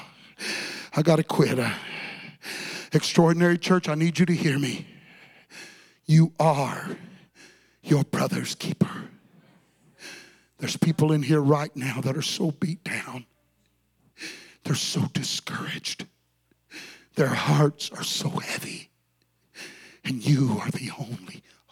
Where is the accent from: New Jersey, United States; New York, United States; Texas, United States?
Texas, United States; I'm really a Texan